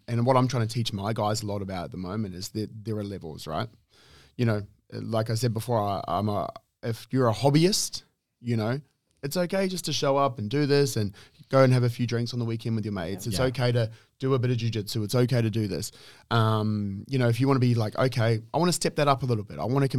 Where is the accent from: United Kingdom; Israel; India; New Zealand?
New Zealand; I'm a Kiwi, if anyone doesn't know.